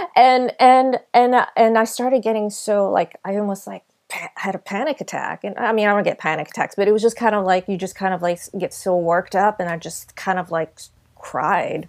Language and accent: English; California, United States; we're from California.